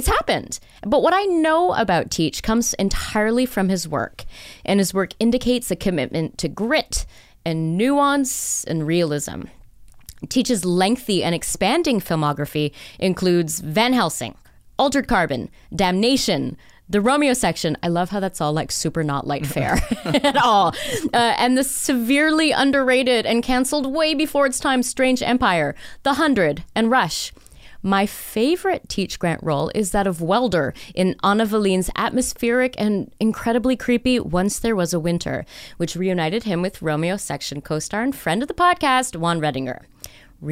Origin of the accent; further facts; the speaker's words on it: Newmarket, Ontario, Canada; I spent my teen years in the GTA. My family, like for my teen years, I lived in Newmarket